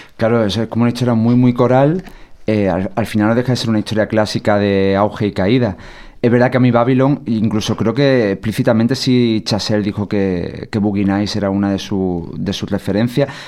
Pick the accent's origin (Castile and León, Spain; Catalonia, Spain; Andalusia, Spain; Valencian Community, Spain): Andalusia, Spain; Sierra de Cádiz; moved away; no había salido de mi pueblo de 5.000 habitantes de la Sierra de Cádiz